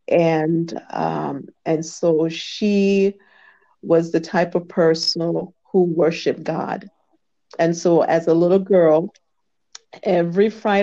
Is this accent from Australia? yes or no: no; Jamaica; I was born in Jamaica, West Indies